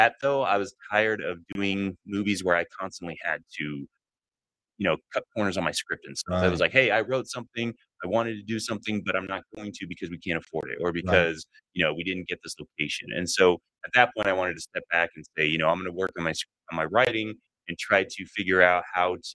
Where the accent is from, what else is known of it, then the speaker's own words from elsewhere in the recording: Gilbert, Arizona, United States; moved away as an adult; also born or lived in Tucson, Arizona / Los Angeles / Purdue University, Indiana; I was born in Tucson, raised in Phoenix